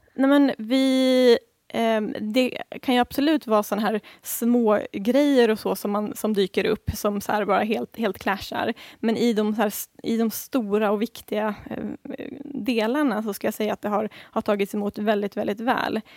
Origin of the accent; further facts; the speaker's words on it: Sweden; som svensk